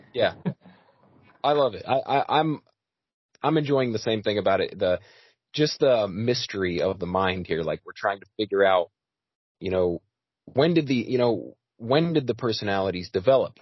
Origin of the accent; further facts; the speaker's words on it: United States; I'm American as it gets